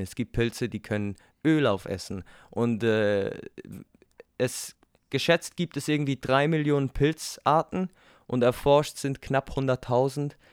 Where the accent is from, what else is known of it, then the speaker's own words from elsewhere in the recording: Switzerland; Ich bin Schweizer.